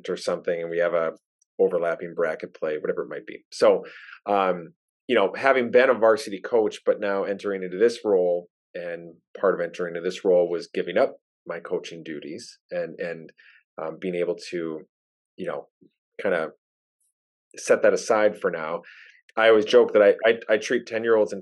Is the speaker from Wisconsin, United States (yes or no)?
yes; Wisconsin, United States; accent: thick Wisconsin; I don't know if I'm a true Wisconsinite in a lot of senses